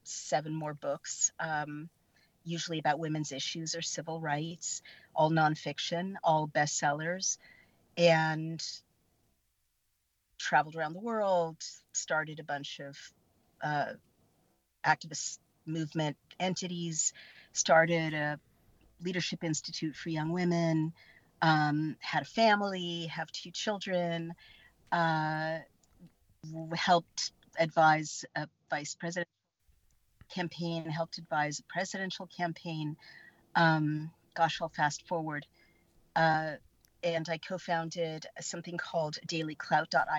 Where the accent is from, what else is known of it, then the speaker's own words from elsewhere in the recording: San Francisco, California, United States; I was born in San Francisco, and I grew up in the Haight-Ashbury